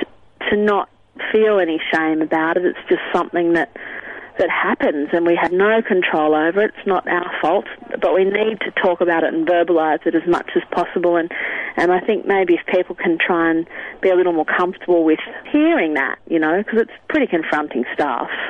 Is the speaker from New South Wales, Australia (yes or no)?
yes; Sydney, New South Wales, Australia; I grew up in Sydney